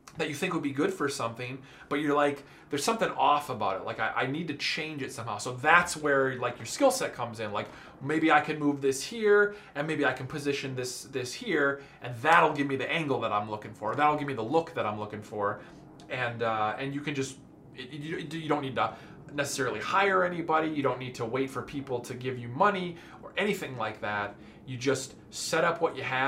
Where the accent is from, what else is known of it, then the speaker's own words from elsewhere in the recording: Minnesota, United States; moved away as an adult; We're both from Minnesota